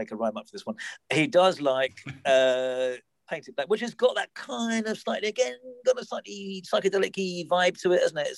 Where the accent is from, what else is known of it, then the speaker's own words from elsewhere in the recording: London, United Kingdom; my hometown in Southwest London